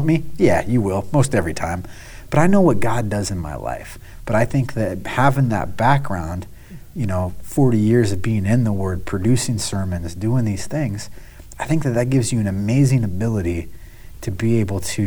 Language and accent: English; United States; I'm I'm American